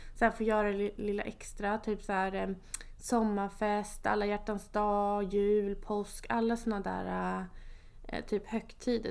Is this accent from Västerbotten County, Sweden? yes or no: no; Enköping, Uppsala County, Sweden; also born or lived in Kristianstad; Jag är född och uppvuxen i Enköping.